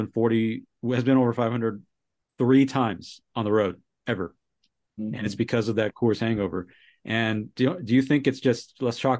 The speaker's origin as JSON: {"language": "English", "area": "Bay Area", "region": "California", "country": "United States", "tie": "born or raised there", "moved": "as an adult", "lives_now": "Colorado, United States", "said": "I grew up in California, Bay Area"}